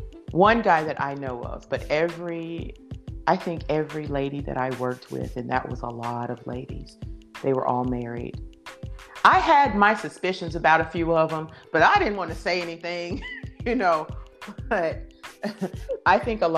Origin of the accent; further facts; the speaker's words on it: Deep South, United States; Now, keep in mind, I'm from the Deep South. I come from a very, very staunch Christian background.